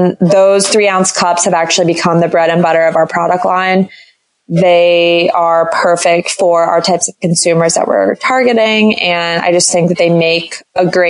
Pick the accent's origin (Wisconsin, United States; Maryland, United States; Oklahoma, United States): Maryland, United States; D.C., Maryland suburbs of Washington, United States; I moved home to my parents in the Maryland suburbs of Washington, D.C.